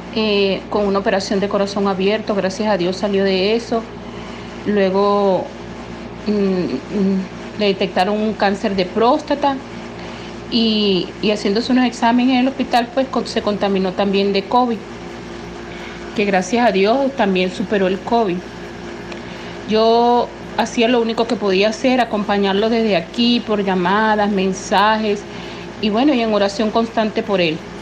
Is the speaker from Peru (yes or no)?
no; Venezuela; yo soy venezolana, tengo 61 años y estoy residenciada en Venezuela